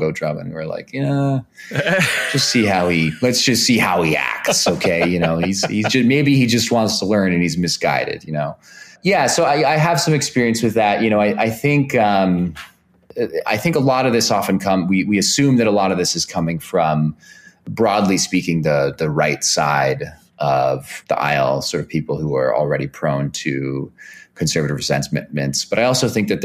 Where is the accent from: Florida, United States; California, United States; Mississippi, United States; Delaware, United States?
California, United States; Bay Area; I grew up in the Bay Area